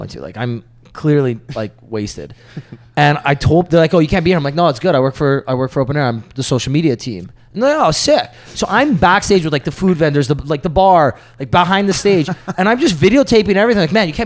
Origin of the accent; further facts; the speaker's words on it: Canada; I'm from Canada